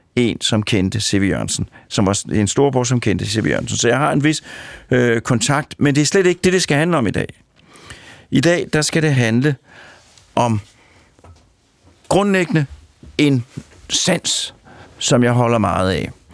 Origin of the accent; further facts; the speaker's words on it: Sorgenfri, Capital Region of Denmark, Denmark; Jeg kommer fra Sovnfri, øh, og Sovnfri er naboby til Kongens Lyngby